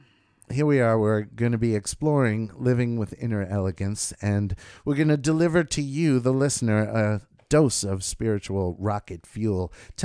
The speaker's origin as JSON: {"language": "English", "country": "United States", "said": "But even as an American"}